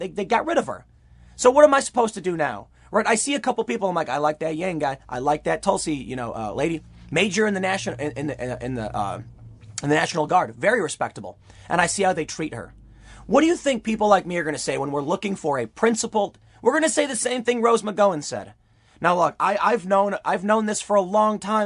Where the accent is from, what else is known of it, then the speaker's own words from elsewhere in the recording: Chicago, Illinois, United States; I did grow up in Chicago